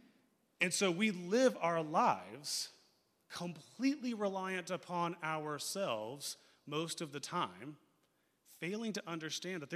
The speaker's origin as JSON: {"language": "English", "country": "United States", "said": "we as American Christians"}